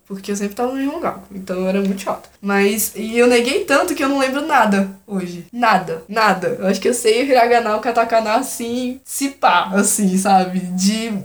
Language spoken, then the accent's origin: Portuguese; Brazil; eu sou brasileira, sabe? Sempre morei aqui, nunca morei fora